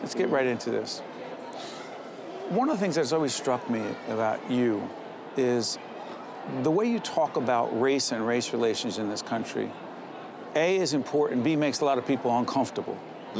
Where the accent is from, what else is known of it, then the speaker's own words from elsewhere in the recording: Newark, New Jersey, United States; Because that's Newark.